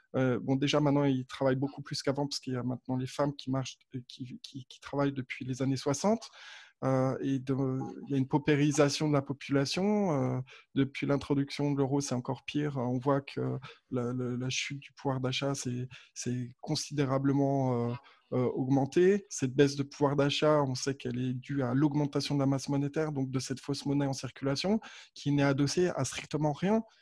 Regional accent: France; now in Switzerland; je suis pas suisse, ouais, je suis français effectivement.

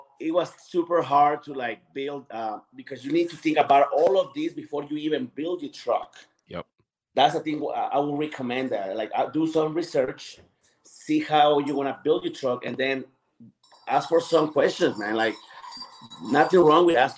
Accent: Mexico City, Mexico; now in Colorado, United States; I come from Mexico City

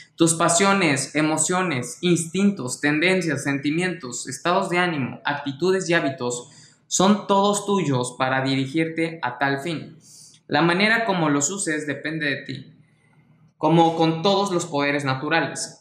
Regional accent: Mexico; mexicano, emprendedor y empresario

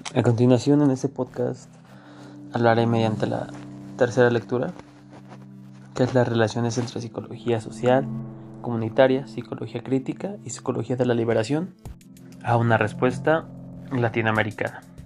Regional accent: Mexico; nosotros como mexicanos que tenemos esta necesidad de trabajar

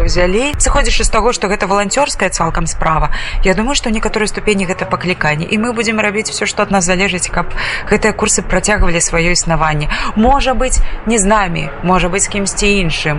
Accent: Belarus; now in Białystok, Poland; мы беларусы

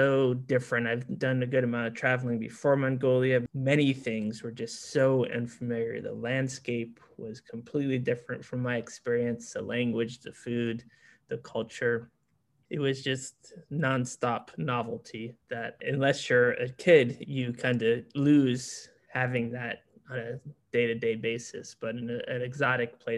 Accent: South Florida, United States; now in New Orleans, United States; I grew up in South Florida

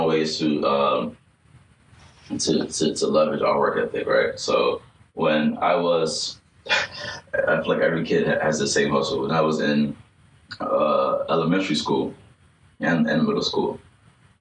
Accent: Philadelphia, Pennsylvania, United States; moved away as an adult; also born or lived in Liberia / Guinea / Ivory Coast / Silver Spring, Maryland; now in Ohio, United States; I was in Philly from 98 to 2011.

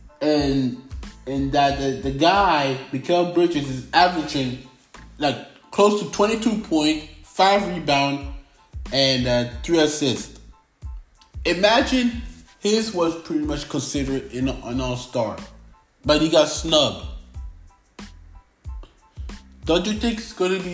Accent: Canada; I am Canadian. But also I got French nationality

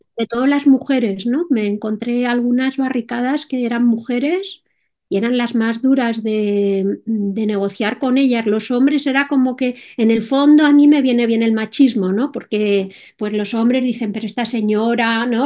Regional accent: Madrid, Community of Madrid, Spain; soy española, eh, más concretamente de Madrid

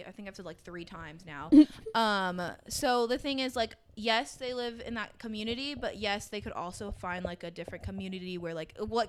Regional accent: United States; Well, obviously, I wasn't born in Latin America. I was born in America.

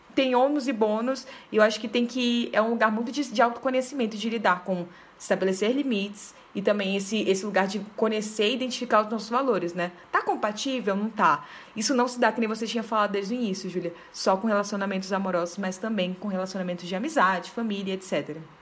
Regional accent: Belém, Pará, Brazil; moved away as an adult; now in Brasília, Brazil; eu sou de Belém, na verdade, né? Mas eu já moro nove anos aqui em Brasília

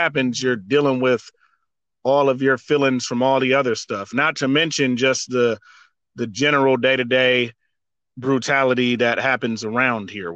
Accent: Saint Paul, Minnesota, United States; now in Minneapolis, United States; I grew up in St. Paul. I've lived in North Minneapolis for the last 15 years.

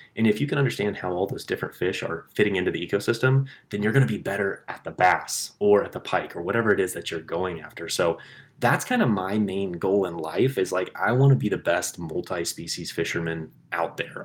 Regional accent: Kansas, United States; What I grew up with in Kansas was reservoirs, um, farm ponds, but I didn't grow up with like rivers

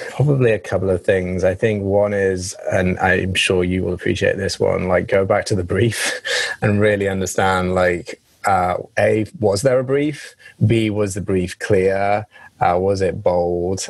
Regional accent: England, United Kingdom; accent: English; now in United States; my English accent

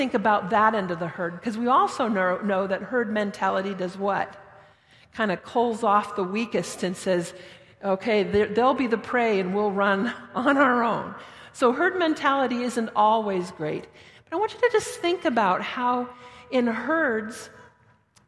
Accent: Denver, Colorado, United States; now in Thorold, Canada; I'm from out west. I was born and raised in Denver

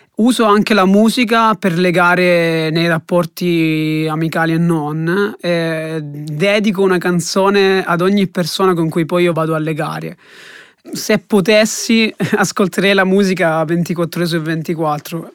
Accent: Calabria, Italy; moved away as an adult; now in Siena, Italy; ho 23 anni, sono calabrese e studio a Siena Scienze Economiche e Bancarie

